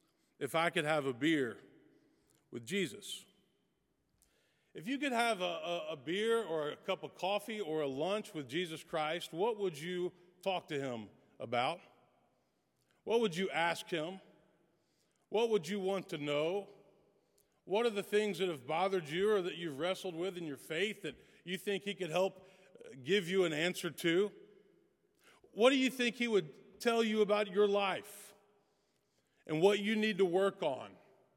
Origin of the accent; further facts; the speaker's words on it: West Tennessee, United States; also born or lived in Texas; now in Nashville, United States; I grew up in West Tennessee